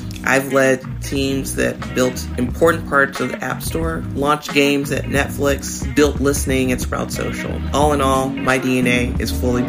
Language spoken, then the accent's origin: English; Memphis, Tennessee, United States; Oh, I'm from Memphis, Tennessee.